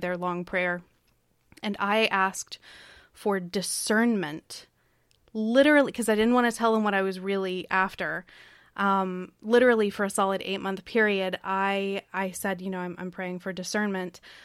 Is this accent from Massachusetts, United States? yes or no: no; Kentucky, United States; also born or lived in Tennessee; I grew up, or I was born in Tennessee. I grew up in Kentucky